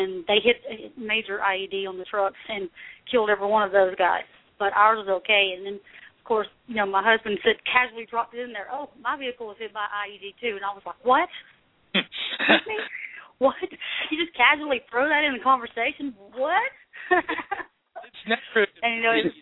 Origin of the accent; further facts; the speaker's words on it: the South, United States; I'm from the South. So, you know, we have a lot of military families in the South